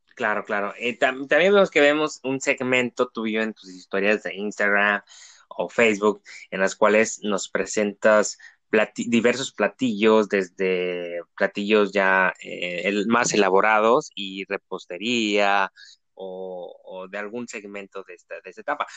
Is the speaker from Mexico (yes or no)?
yes; Tijuana, Baja California, Mexico; Somos de la ciudad de Tijuana